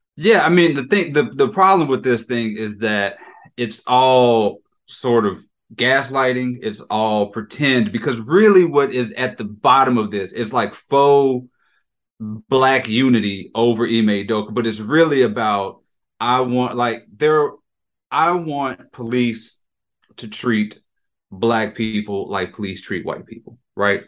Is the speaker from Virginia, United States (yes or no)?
no; Jackson, Mississippi, United States; I'm from Jackson. I'm from Mississippi